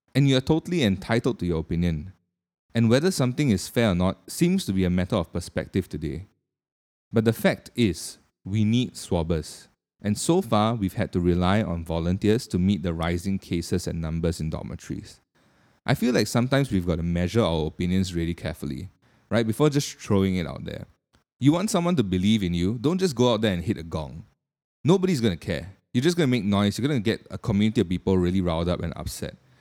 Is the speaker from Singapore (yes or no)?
yes; Singapore; being a Singaporean myself